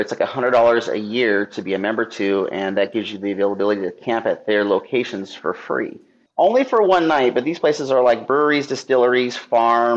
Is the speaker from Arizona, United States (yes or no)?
yes; Phoenix, Arizona, United States; moved away; also born or lived in Flagstaff, Arizona; I'm from Phoenix